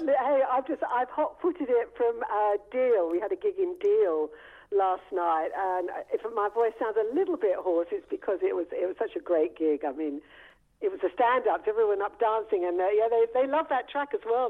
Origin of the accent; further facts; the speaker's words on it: London, United Kingdom; I'm a London girl.